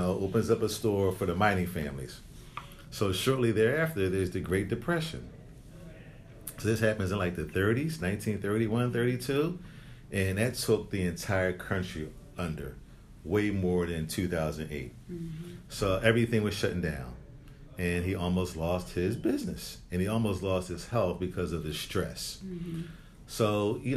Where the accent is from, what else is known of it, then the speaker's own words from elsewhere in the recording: Philadelphia, Pennsylvania, United States; growing up in Philly, there was this certain mall that was like the Gallery Mall